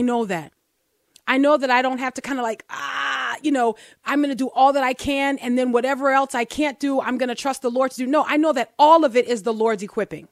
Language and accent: English; New Orleans, Louisiana, United States; Growing up in New Orleans